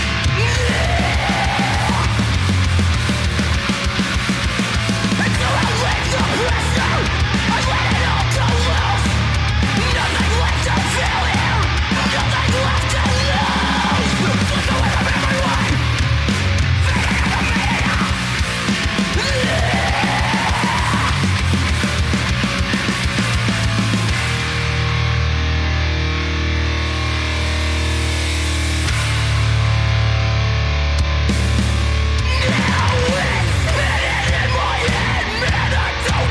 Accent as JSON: {"language": "English", "region": "Michigan", "country": "United States", "said": "I'm from Michigan"}